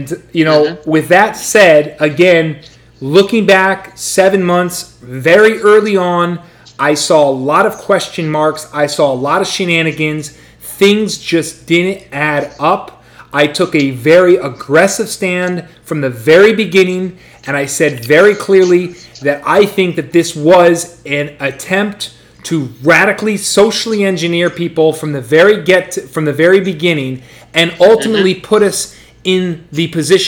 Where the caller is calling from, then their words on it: Florida, United States; I'm from the United States, calling in this evening.